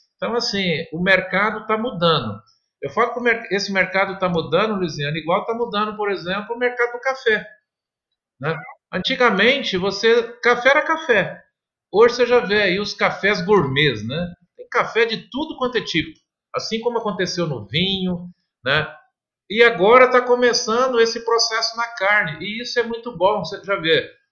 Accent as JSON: {"language": "Portuguese", "region": "Minas Gerais", "country": "Brazil", "said": "Eu, eu, também sou mineiro de origem, né? Meus pais sempre, sempre produziram leite"}